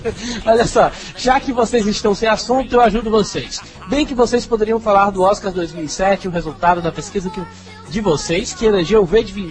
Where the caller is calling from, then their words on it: Pernambuco, Brazil; Olá, rapaduras … tenho 16 anos, sou pernambucano